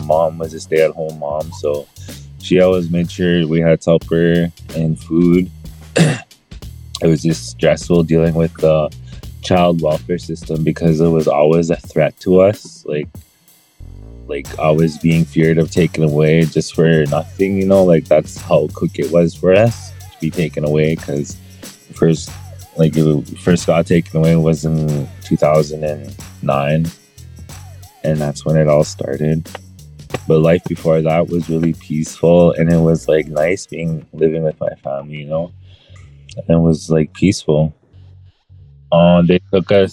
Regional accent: Peguis First Nation, Manitoba, Canada; I'm from Pegwis First Nation, Manitoba, Canada

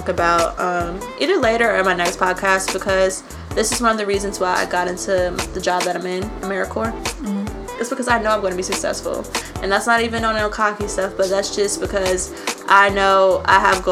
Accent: Nashville, Tennessee, United States; Nashville is my home. I've been here all my life, born and raised in East Nashville.

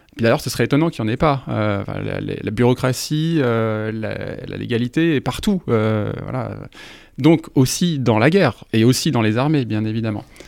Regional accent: France; en tant que Français

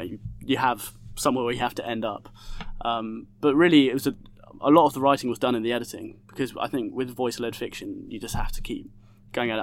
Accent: Essex, East of England, United Kingdom; also born or lived in Hackney, London; now in London, United Kingdom; I grew up in Essex, uh, and I now live in Hackney

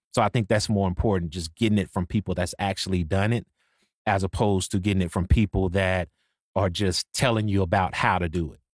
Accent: Waco, Texas, United States; also born or lived in Dallas, Texas; I'm from Waco. So I'm from Waco, Texas, but I've been in Dallas for since, like, two thousand, two thousand one

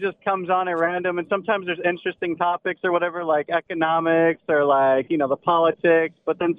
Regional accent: Houston, Texas, United States; moved away; Originally Houston, Texas.

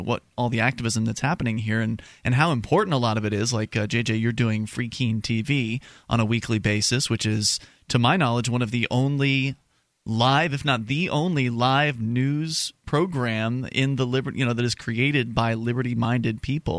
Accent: Florida, United States; now in New Hampshire, United States; … and I came from Florida. We're yep. here in New Hampshire because of the Free State Project.

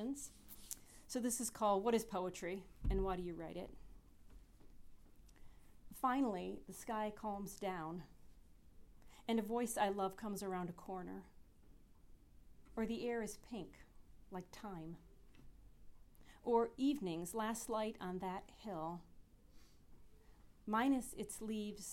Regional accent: Michigan, United States; now in Morgantown, United States; I'm from Michigan

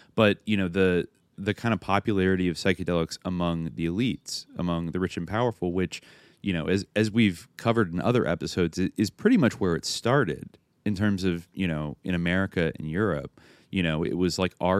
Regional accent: East San Francisco Bay Area, California, United States; I grew up in the East San Francisco Bay Area

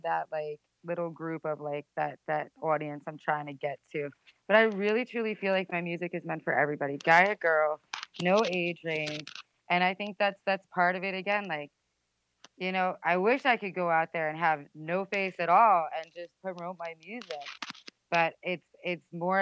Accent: Rockaway, New Jersey, United States; I'm originally from Rockaway, New Jersey

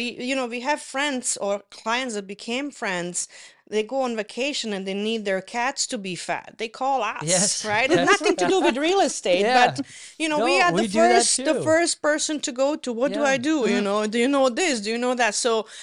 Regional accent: Toronto, Ontario, Canada; now in Penetanguishene, Canada; I say that because I came from Toronto. You don't feel that very much in big cities, but in a smaller community

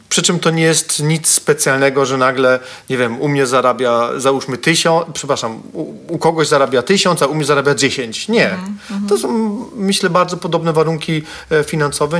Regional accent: Katowice, Silesian Voivodeship, Poland; jestem z Katowic

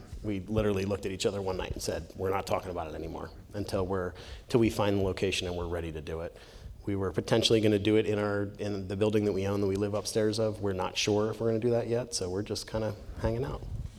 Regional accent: New Jersey, United States; Because I'm from New Jersey and half my family's Jewish.

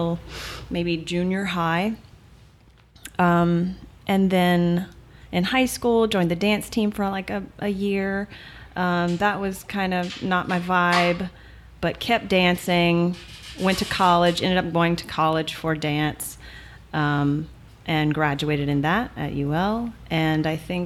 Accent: Arnaudville, Louisiana, United States; I am from Arneville, Louisiana

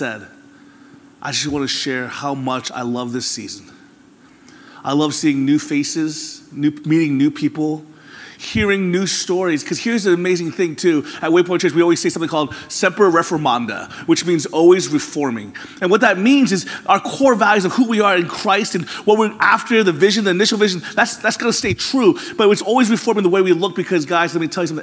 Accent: Florida, United States; moved away; I'm from Florida, where there really aren't any seasons.

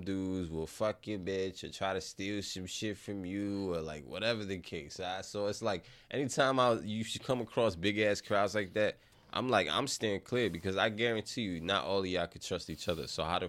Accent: Bronx, New York, United States; And then we grew up in the Bronx

